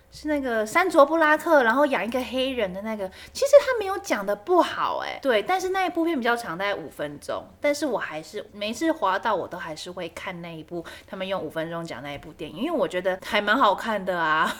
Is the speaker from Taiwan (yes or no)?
yes; Taiwan; 我觉得中国的综艺节目对于我们台湾人的侵略是真的蛮大的。